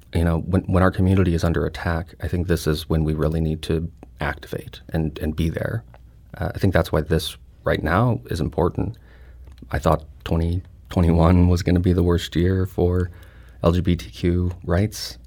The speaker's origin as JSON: {"language": "English", "town": "St. Louis", "region": "Missouri", "country": "United States", "said": "I'm a Filipino, uh, from here with, um, my mother and grandparents immigrated here"}